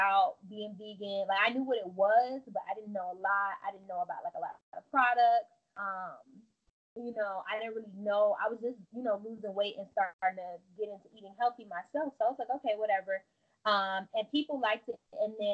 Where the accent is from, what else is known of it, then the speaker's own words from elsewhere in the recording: Miami, Florida, United States; also born or lived in Tallahassee, Florida; now in Atlanta, United States; I'm from Florida. I'm from Miami, and I went to school in Tallahassee